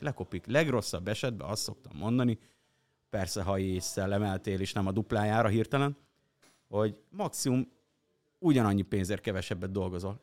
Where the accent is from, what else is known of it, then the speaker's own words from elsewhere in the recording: Hungary; vidéki gyerek vagyok